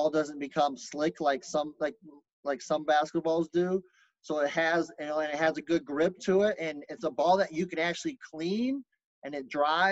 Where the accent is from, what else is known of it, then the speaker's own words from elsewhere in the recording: Lubbock, Texas, United States; I was born in Lubbock, Texas